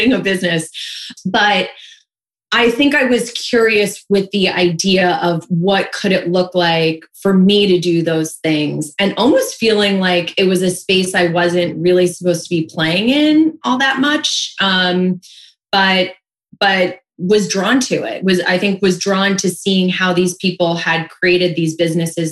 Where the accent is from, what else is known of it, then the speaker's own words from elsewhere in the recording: New York, United States; growing up in New York, in the Northeast, it gets really cold